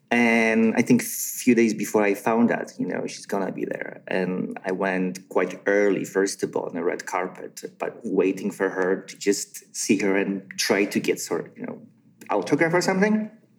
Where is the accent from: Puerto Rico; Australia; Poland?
Poland; English is a second language; Where are you from? I said, well, I'm from Poland.